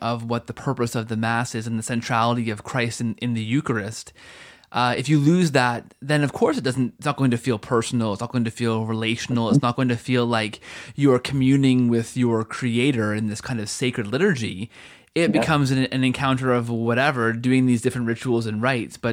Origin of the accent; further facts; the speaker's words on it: Canada; I'm from Canada